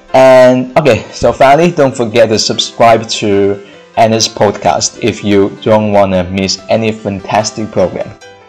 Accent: China; English is a second language; I'm from China, and I'm now a sophomore student.

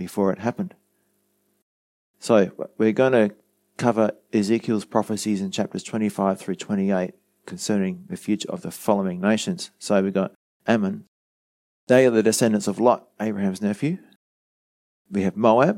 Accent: Australia; us in Australia

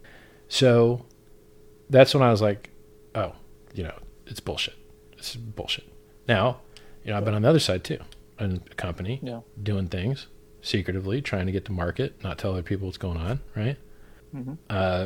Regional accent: Florida, United States; I'm from Florida

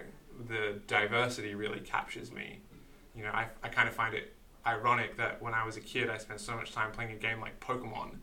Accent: Queensland, Australia; being a Queenslander

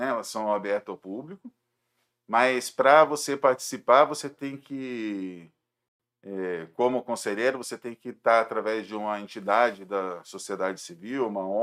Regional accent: Jundiaí, São Paulo, Brazil; é... sou de Jundiaí também.

